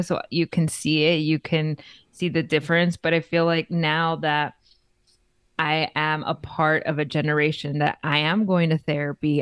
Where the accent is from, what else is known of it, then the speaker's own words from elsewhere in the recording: Los Angeles, California, United States; now in Las Vegas, United States; I am originally born and raised in East L A, Los Angeles, California